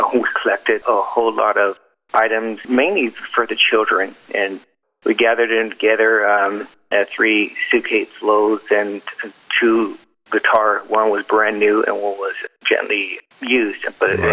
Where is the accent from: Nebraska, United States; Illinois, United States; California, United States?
California, United States; I'm from California